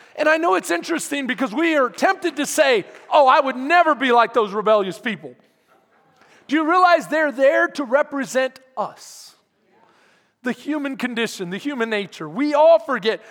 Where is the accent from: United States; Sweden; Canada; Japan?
United States; Houston, Texas; now in Bastrop, United States; I'm from Houston, second ward, third ward.